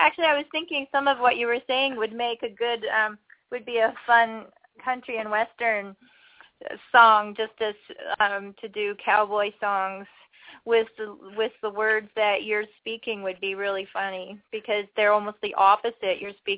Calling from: Ontario, Canada; I'm calling from Ontario, Canada.

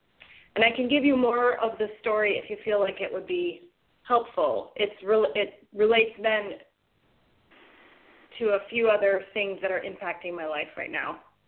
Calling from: Wilmington, North Carolina, United States; I'm calling from Wilmington, North Carolina.

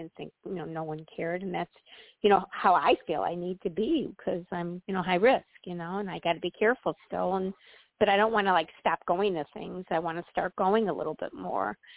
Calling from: Illinois, United States; Um, Illinois.

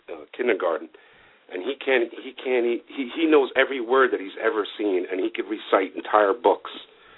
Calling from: Massachusetts, United States; from Massachusetts, ….

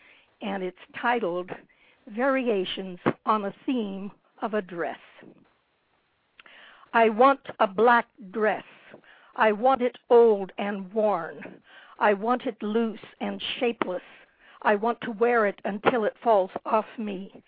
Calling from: Desert Hot Springs, California, United States; From Desert Hot Springs in the Coachella Valley.

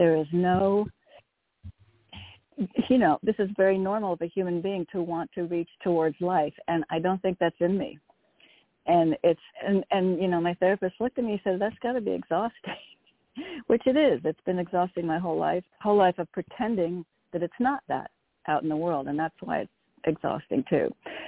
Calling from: Connecticut, United States; from Connecticut.

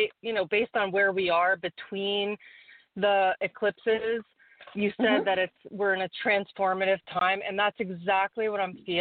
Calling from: Warwick, New York, United States; Hi, this is … from Warwick, New York.

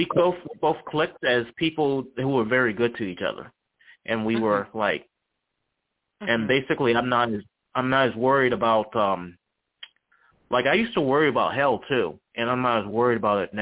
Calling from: Charlottesville, Virginia, United States; I'm calling from Charlottesville, Virginia.

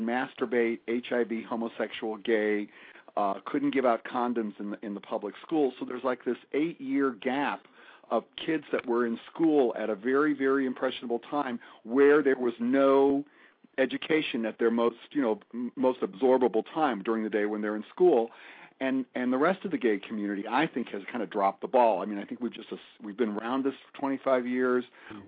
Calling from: Fort Lauderdale, Florida, United States; Fort Lauderdale.

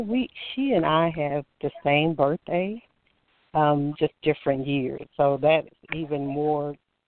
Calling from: Alabama, United States; I'm calling from Alabama.

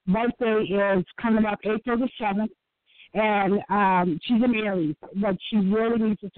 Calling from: Illinois, United States; calling from Illinois.

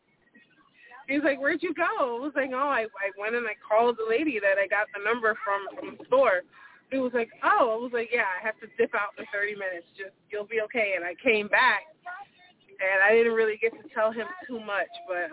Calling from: Orlando, Florida, United States; I'm calling from Orlando.

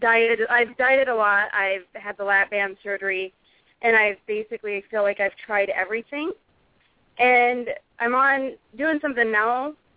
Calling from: South Dakota, United States; This is … from South Dakota.

